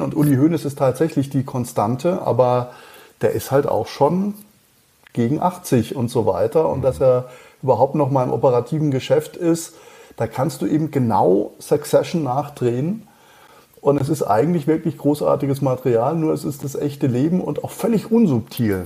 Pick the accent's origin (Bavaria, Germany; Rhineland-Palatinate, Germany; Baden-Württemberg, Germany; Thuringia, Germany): Baden-Württemberg, Germany; Schliengen; accent: Alemannic; ich bin in äh, Schlingen äh, aufgewachsen